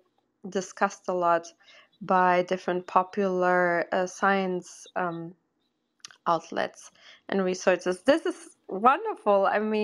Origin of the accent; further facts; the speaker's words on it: Portugal; I'm originally from Portugal